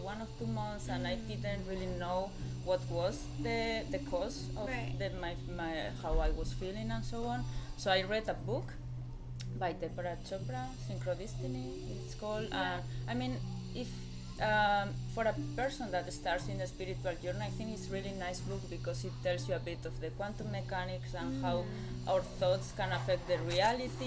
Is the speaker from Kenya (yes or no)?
no; Spain; moved away as an adult; now in Germany; I come from Spain, I'm living in Germany since 8 years now